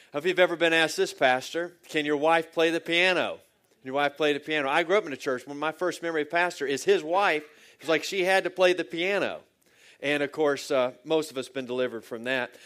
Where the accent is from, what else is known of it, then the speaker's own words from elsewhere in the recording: Virginia, United States; I'm from Virginia and I live about two hours south of Washington, D.C.